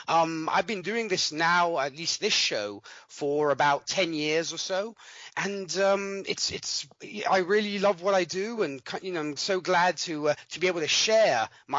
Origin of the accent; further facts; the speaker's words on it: Milan, Lombardy, Italy; I'm from Milan, Italy. I was born and raised here, though my accent might say different. But yes, I was born and raised over here in Italy. Lived here all my life.